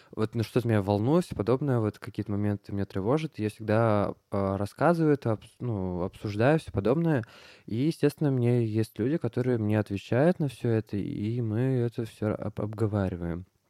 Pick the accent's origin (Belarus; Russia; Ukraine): Russia; Moscow; я родился в Москве